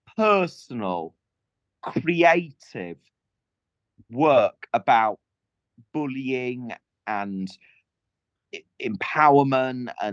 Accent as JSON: {"language": "English", "area": "Welsh countryside", "region": "Wales", "country": "United Kingdom", "tie": "born or raised there", "said": "I grew up in the Welsh countryside"}